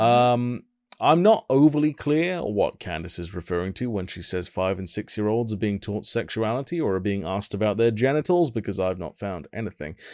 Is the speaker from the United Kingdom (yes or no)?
yes; United Kingdom; I'm British and very polite